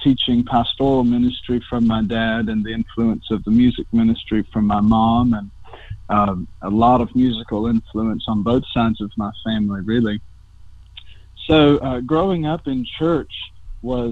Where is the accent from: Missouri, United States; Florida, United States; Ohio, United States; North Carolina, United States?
North Carolina, United States; moved away; I'm from North Carolina, out of the Cornerstone Conference